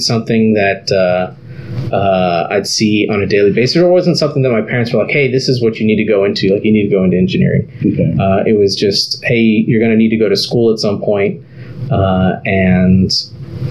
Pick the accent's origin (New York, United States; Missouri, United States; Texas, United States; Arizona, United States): Texas, United States; Harlingen; I grew up in South Texas, a place called Harlingen